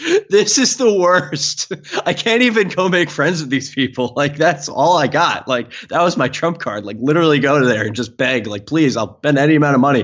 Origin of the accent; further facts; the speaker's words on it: Long Island, New York, United States; growing up on Long Island